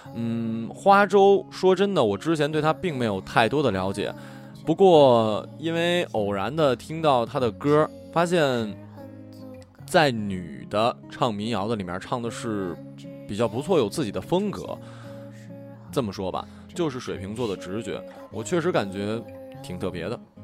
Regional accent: Northeast China, China; 作为一个东北人，我很值得骄傲啊

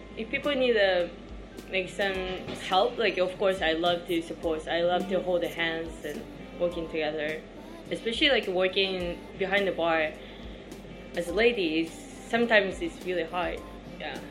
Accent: Tokyo, Japan; English is a second language; moved away as an adult; also born or lived in Canada; now in Shanghai, China; I'm from Tokyo, so I used to work in Tokyo for five years

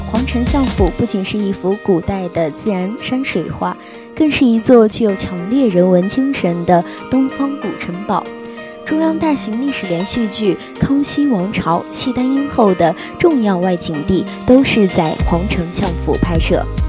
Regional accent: Jincheng, Shanxi, China; 我的故乡山西靖城

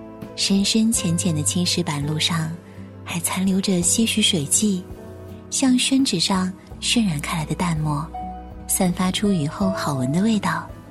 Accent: Chengdu, Sichuan, China; 这里是成都，一座来了就不想离开的城市，这里是我的家乡。

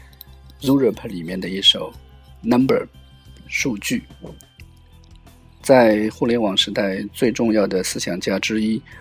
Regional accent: Ningbo, Zhejiang, China; 我们宁波人

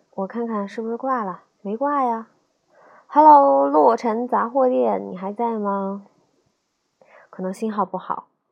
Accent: Nanjing, Jiangsu, China; 我就是南京的

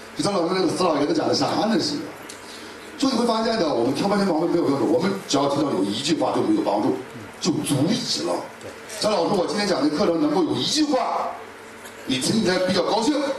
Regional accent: Tangshan, Hebei, China; 我们唐山那块儿

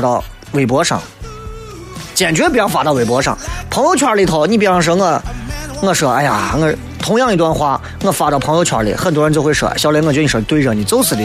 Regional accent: China; 作为中国人来讲

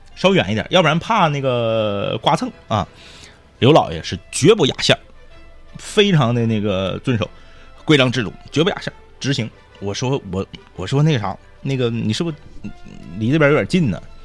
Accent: Northeast China, China; accent: Northeastern Mandarin (Dongbei); 那我生得东北，长得东北，我说的每一个字儿都是东北话

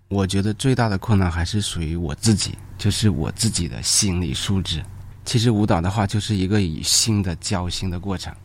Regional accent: northern China, China; 我也是一个北方人

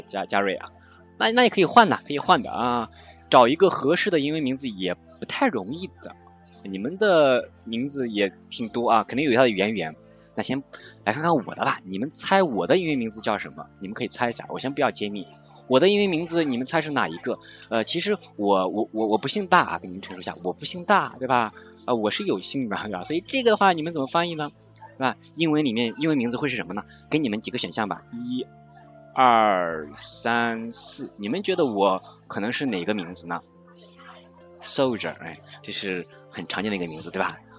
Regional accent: China; 我们中国人叫豆腐

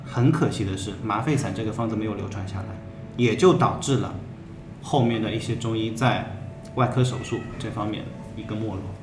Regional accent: China; 我们中国人也传承了这么多年

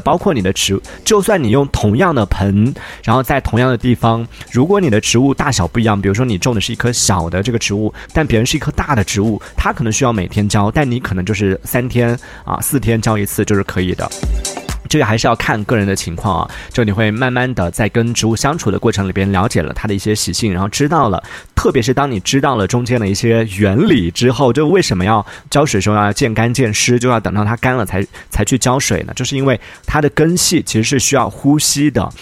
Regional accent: Yunnan, China; 作为云南人

